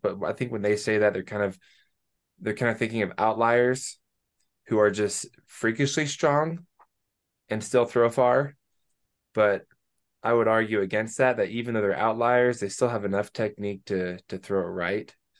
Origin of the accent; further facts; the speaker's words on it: Banks, Oregon, United States; I'm from Oregon, little town called Banks, which is like an hour west of Portland